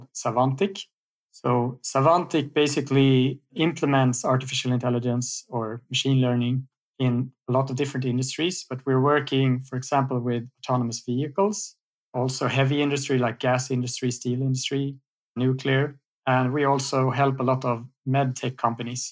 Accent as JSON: {"language": "English", "country": "Sweden", "said": "I'm from Sweden"}